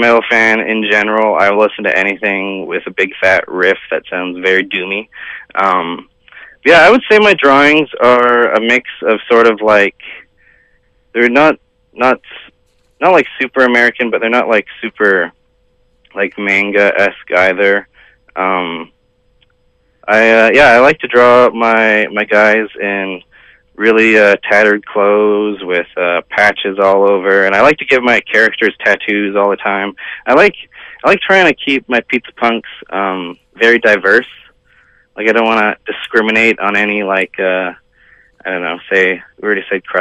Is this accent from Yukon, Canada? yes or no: yes; Yukon, Canada; moved away as an adult; now in Vancouver, Canada; I'm originally from the Yukon, born and raised there. I've honestly only lived in Vancouver for the past year and a half.